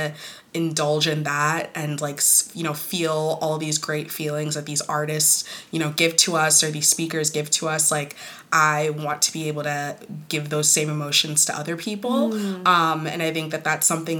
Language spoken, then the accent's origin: English; United States; Growing up Kenyan American